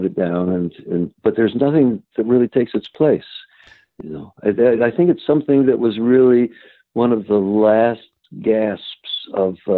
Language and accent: English; Cincinnati, Ohio, United States; also born or lived in Kentucky; now in New York City, United States; another Jew from Cincinnati